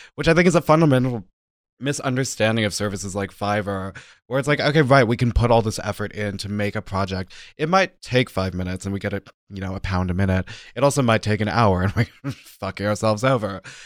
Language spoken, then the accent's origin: English; United States; moved away as an adult; now in Germany; as an American citizen, when I moved to Germany, my visa only allowed freelance work